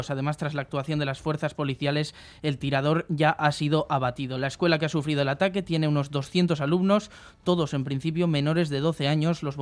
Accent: Colombia; Soy colombiano, dominicano somos latinos, somos hermanos.

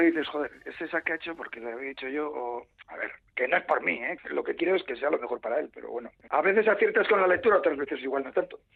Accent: Bilbao, Basque Country, Spain; yo soy de Bilbao

